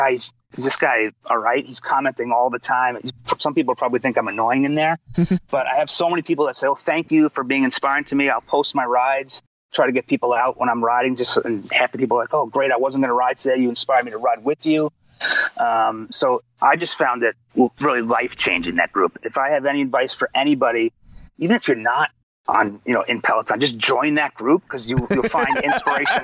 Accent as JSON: {"language": "English", "region": "New York", "country": "United States", "said": "I'm from New York. I have a little bit of an edge to me"}